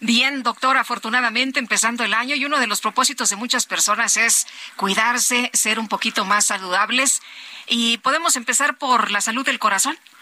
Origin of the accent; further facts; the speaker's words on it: Zacatecas, Mexico; Yo soy de Zacatecas